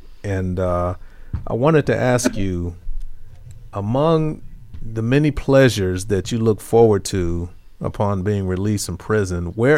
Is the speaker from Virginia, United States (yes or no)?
no; Gary, Indiana, United States; born or raised there